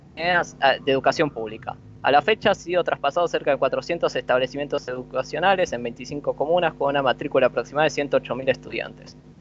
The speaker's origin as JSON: {"language": "Spanish", "country": "Argentina"}